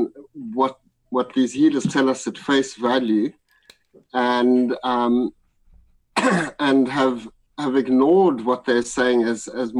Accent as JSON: {"language": "English", "country": "South Africa", "tie": "born or raised there", "said": "I grew up in South Africa in the times of apartheid"}